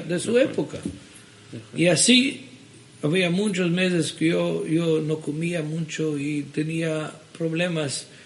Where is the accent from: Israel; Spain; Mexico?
Israel; Jerusalem, Jerusalem District; Spanish is a second language; also born or lived in Sofia, Bulgaria; ahí crecí de, un, de edad de un año, fina hoy crecí en Jerusalén